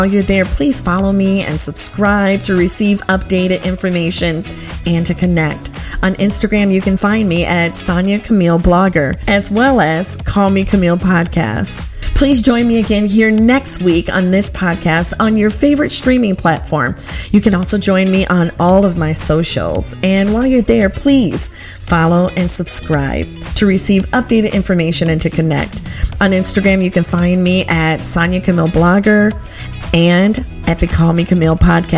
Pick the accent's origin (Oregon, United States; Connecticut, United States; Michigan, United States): Michigan, United States; Covert; I would really love for you to go and read my blog posts about growing up in Covert.